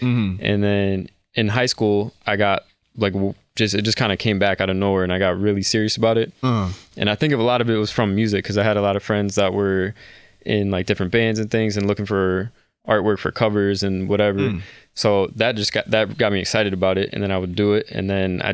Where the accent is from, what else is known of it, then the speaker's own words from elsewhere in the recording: Wethersfield, Connecticut, United States; also born or lived in West Hartford, Connecticut; So I'm living in West Hartford right now. I grew up in Weathersfield, though, in Connecticut.